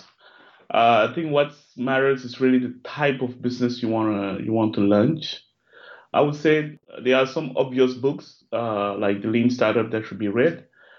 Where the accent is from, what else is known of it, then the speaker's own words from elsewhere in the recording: Cameroon; now in Paris, France; I live in Paris, in France. I'm originally from Cameroon